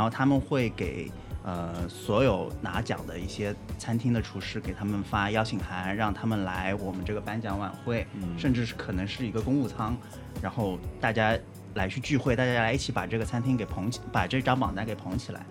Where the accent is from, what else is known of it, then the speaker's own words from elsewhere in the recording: China; 我们作为中国人